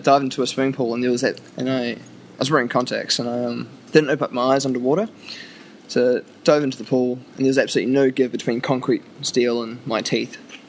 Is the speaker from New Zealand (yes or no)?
yes; New Zealand; I'm a Kiwi. True blue. True blue deep.